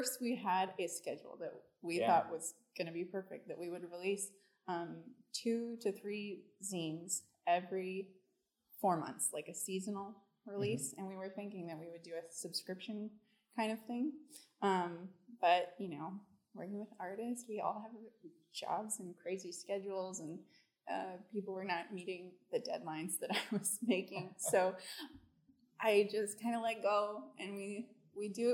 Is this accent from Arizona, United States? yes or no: no; Dallas, Texas, United States; moved away as an adult; also born or lived in Southern California / Chicago; now in Memphis, United States; I grew up in Dallas, Texas